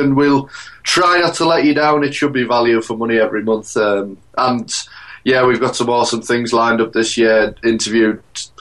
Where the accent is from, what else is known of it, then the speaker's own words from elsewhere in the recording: Hartlepool, North East England, United Kingdom; I'm from Hartlepool, which is in the middle